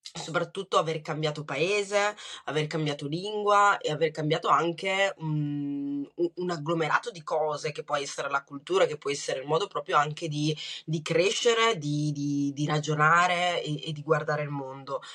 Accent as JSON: {"language": "Italian", "town": "Brescia", "region": "Lombardy", "country": "Italy", "tie": "born or raised there", "also_born_or_lived": "Rwanda", "accent": "Bresciano"}